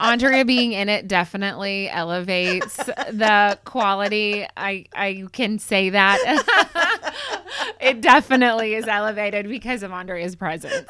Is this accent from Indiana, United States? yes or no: no; McKinney, Texas, United States; I grew up in McKinney